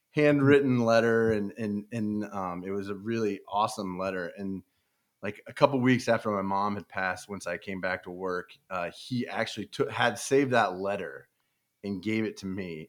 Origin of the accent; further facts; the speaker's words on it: Overland Park, Kansas, United States; also born or lived in Buena Vista, Colorado; I grew up in Overland Park, Kansas. It's a suburb of Kansas City